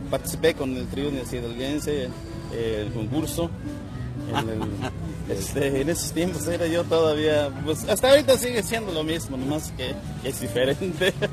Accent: Naupan, Puebla, Mexico; Un saludo a mi, a mi pueblo, Naupan

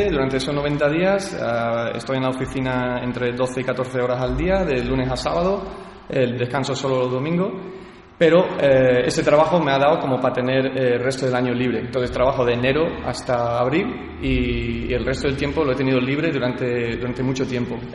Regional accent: Visalia, California, United States; also born or lived in San Francisco de Olivenza, Spain; mis principios son de en California, que yo nací en Visalia, California, y de un padre americano, de mi madre que es de Badajoz, un pueblo de Badajoz en Extremadura. Y llevo pues toda la vida entre California y, el pueblo San Francisco de Olivenza en, Badajoz

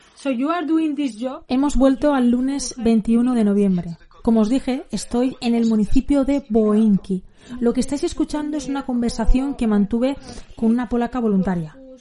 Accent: Spain; soy periodista española freelance

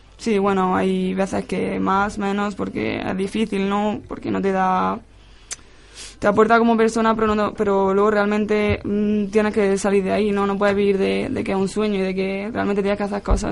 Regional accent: Almería, Andalusia, Spain; also born or lived in Granada / Málaga; now in Madrid, Spain; estuve jugando con, con chicos en, ahí en mi pueblo y luego finalmente me llamó la selección de Almería

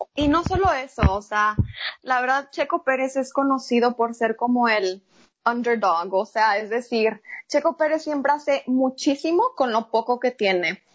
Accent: Mexico; somos mexicanos

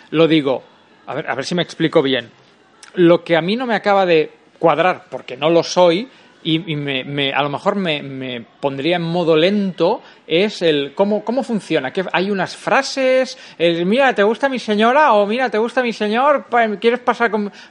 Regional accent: Catalonia, Spain; No, yo insisto, para eso soy muy catalán.

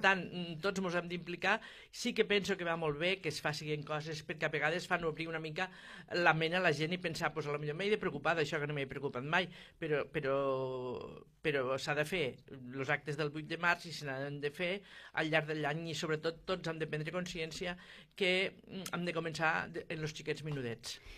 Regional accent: Terres de l'Ebre, Catalonia, Spain; els de les Terres de l'Ebre

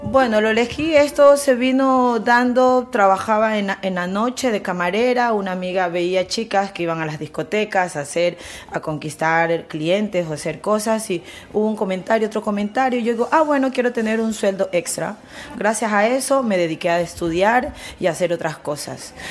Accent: Colombia; now in Spain; somos colombiana

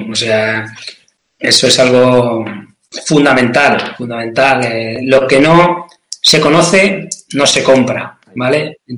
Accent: Castilla-La Mancha, Spain; Yo te, lo digo, ya no te lo digo desde el punto de vista romántico como {S0} manchego.

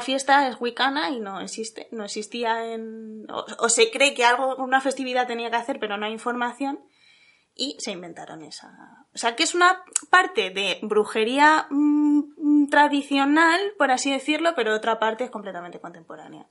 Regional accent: Salamanca, Castile and León, Spain; cerca de mi pueblo, Salamanca

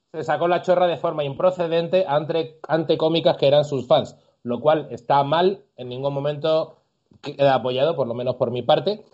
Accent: Andalusia, Spain; moved away; yo incluso como andaluz

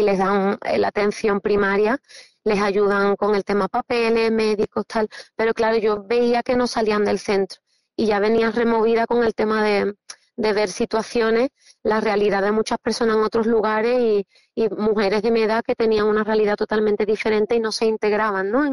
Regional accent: Cádiz, Andalusia, Spain; boquerones gaditanos por el mundo

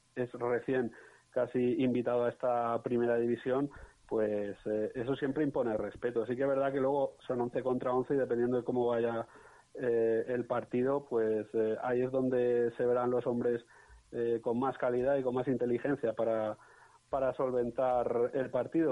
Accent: Valencian Community, Spain; now in Huesca, Spain; como soy valenciano y vivo en Huesca

